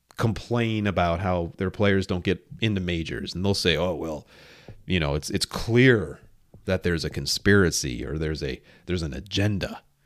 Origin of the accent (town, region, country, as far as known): near Oak Brook, Illinois, United States; born or raised there